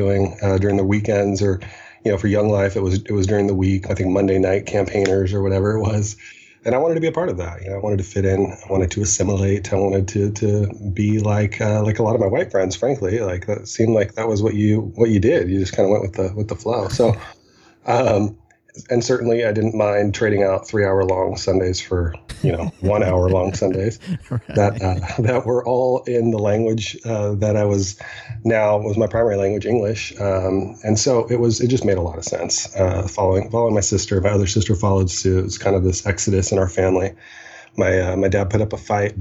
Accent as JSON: {"language": "English", "town": "Seattle", "region": "Washington", "country": "United States", "tie": "born or raised there", "also_born_or_lived": "Cairo, Egypt / Iowa"}